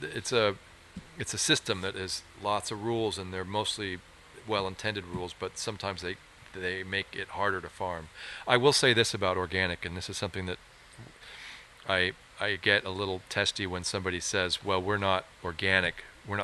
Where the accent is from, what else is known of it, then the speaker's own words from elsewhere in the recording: San Francisco, California, United States; also born or lived in Sonoma Valley, California; we were raised in San Francisco